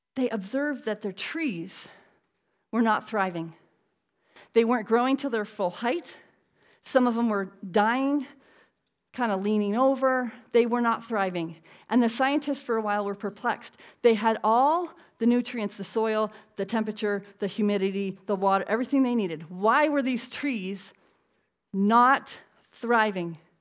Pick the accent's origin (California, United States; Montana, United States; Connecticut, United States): Connecticut, United States; I'm from Connecticut